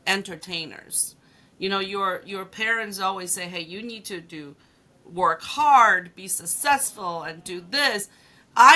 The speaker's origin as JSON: {"language": "English", "country": "China", "tie": "born or raised there", "also_born_or_lived": "Hong Kong", "moved": "yes", "lives_now": "United States", "said": "when I was growing up in China"}